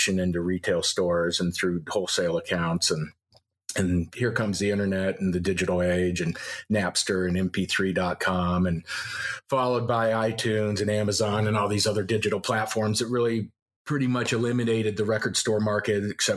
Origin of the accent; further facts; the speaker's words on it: Loveland, Colorado, United States; moved away as an adult; also born or lived in Seattle; I grew up in Loveland